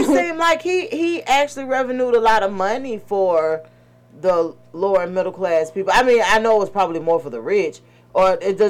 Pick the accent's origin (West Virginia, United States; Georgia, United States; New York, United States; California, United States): Georgia, United States; Atlanta; I'm from Atlanta, so I only really know Atlanta. So you know our culture is a little bit different. Right. We surrounded by all different nationalities and stuff, but mostly it's the black Mecca.